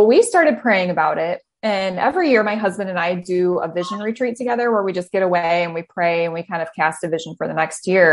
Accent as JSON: {"language": "English", "town": "Richland", "region": "Michigan", "country": "United States", "tie": "born or raised there", "also_born_or_lived": "Indiana / Phoenix, Arizona", "moved": "as an adult", "lives_now": "Northern Michigan, United States", "said": "We're originally from Southwest Michigan in the Kalamazoo area. And grew up in a little town called Richland"}